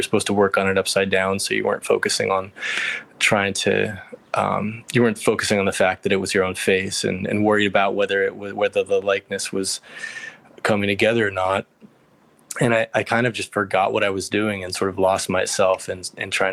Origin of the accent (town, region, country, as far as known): Connecticut, United States; born or raised there; moved away as an adult; also born or lived in Greece; now in New York City, United States